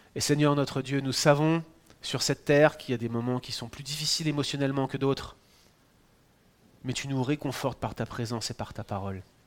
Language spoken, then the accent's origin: French; France; accent: French; moved away as an adult; now in Quebec, Canada; Moi je suis français